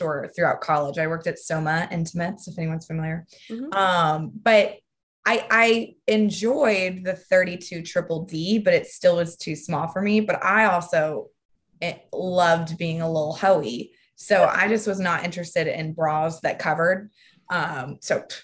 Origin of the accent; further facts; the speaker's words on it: Texas, United States; I'm from Texas. And I remember in fifth grade, people making fun of me